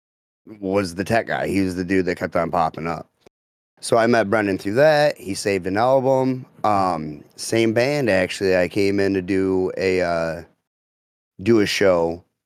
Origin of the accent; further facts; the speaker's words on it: Croswell, Michigan, United States; I'm from Croswell